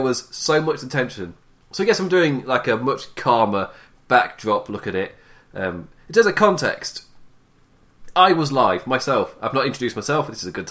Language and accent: English; England, United Kingdom; as you can tell by my voice, I'm English